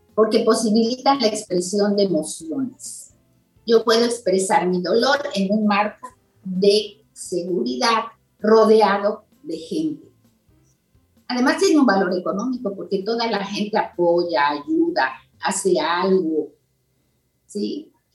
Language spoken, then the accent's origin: Spanish; Mexico; yo soy mexicana